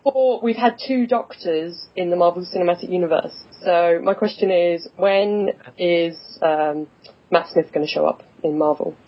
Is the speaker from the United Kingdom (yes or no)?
yes; England, United Kingdom; accent: English; I'm in England. I'm from the town. I, I'm working in the town I was born in that everyone has this accent